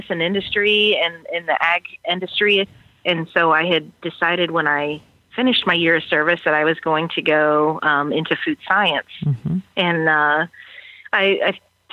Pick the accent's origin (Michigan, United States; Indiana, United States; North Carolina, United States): Indiana, United States; Fowler; So I grew up on a grain and livestock farm in Benton County, Indiana. Fowler, Indiana was my hometown.